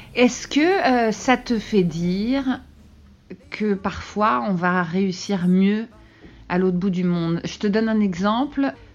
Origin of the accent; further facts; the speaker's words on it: France; now in Canada; en tant que Français